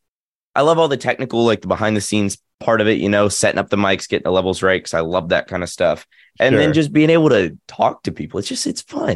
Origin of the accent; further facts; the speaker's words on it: Nashville, Tennessee, United States; accent: Southern; So I'm from Nashville, and my Southern accent comes out a little bit on certain words and things like that.